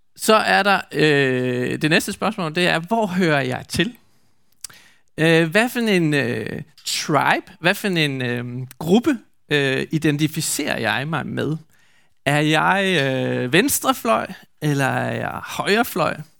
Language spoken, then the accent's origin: Danish; Skjern, Central Denmark Region, Denmark; hvor jeg kommer fra i Skjern